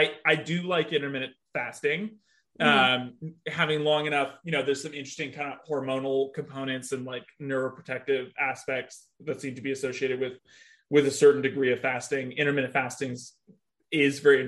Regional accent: California, United States; I grew up in California, but my mom's from Columbus, Ohio

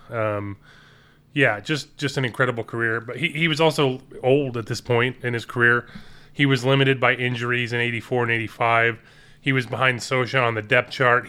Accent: Palm Springs, California, United States; I grew up in Palm Springs, which is roughly two hours from Los Angeles

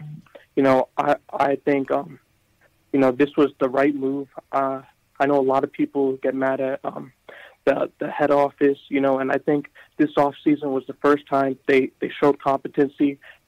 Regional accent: Connecticut, United States; I'm from Connecticut.

